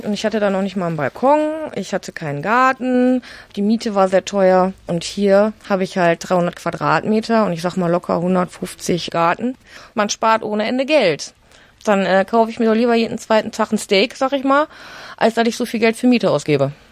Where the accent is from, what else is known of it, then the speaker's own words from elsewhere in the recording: Wesel, North Rhine-Westphalia, Germany; Ich komme eigentlich aus Wesel, habe da in einer Wohnung gewohnt